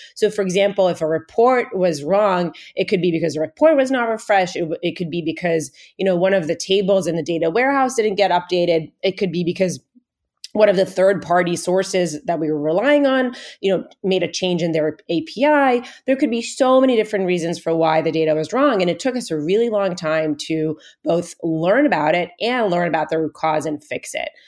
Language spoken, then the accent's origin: English; Israel; moved away as an adult; now in Bay Area, United States; I was actually originally born and raised in Israel.